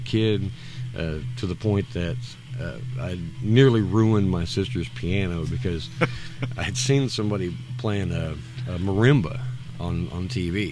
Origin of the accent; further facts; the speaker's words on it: Woodbury, Kentucky, United States; also born or lived in Bowling Green, Kentucky; moved to. Uh, Woodbury, where my where my mom is from, and, and my grandparents mm-hmm. are from Butler County, um, I moved down there. I started fifth grade